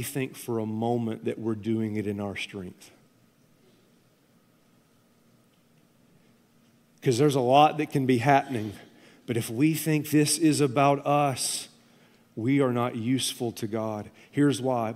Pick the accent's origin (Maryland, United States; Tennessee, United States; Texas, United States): Tennessee, United States; I'm from Tennessee